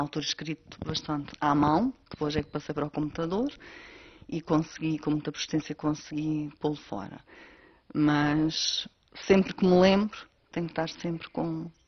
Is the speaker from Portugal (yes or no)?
yes; Candelária, Azores, Portugal; Sim, sou natural da Candelária do Pico, onde vivo atualmente. Nunca saí da ilha para estudar nem para trabalhar